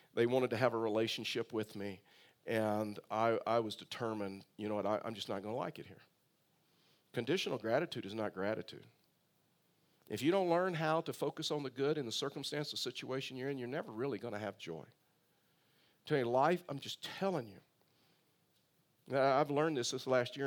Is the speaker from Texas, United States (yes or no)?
yes; Tyler, Texas, United States; also born or lived in Bay City, Texas; I was raised in Texas